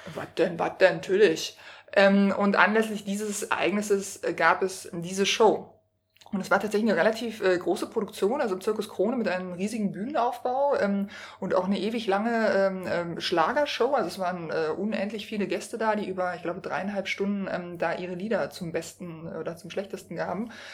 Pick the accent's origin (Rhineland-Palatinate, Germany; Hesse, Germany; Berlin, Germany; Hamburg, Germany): Berlin, Germany; als gebürtige Berlinerin